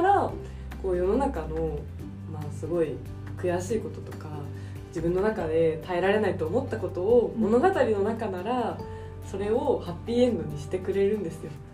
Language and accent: Japanese; Tokyo, Japan; 私って結構都会出身